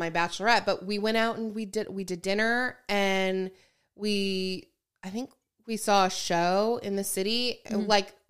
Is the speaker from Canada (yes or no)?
yes; Canada; which we are from Canada already, so the plane ticket was $700